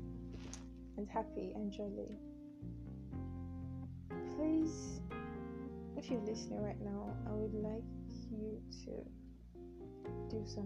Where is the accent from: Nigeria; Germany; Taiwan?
Nigeria; accent: Nigerian